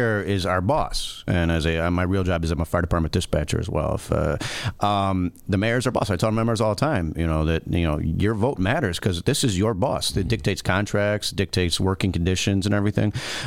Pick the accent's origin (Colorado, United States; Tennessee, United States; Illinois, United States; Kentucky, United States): Illinois, United States; Chicago; I'm born and raised in Chicago.